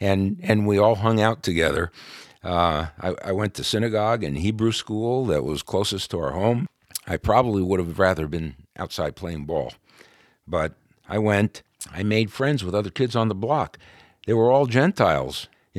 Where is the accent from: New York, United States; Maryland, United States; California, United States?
New York, United States; Brooklyn; born there; Yeah. Well, I was part of an Orthodox Jewish family, obviously.